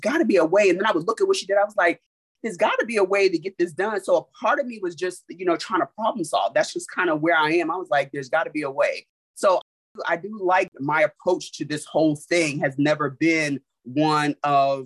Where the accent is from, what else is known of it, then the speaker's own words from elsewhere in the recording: New York City, New York, United States; moved away; also born or lived in Germany; I'm from Brooklyn, New York